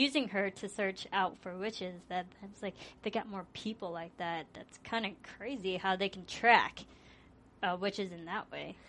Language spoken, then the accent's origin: English; Chicago, Illinois, United States; I'm from Illinois and Chicago.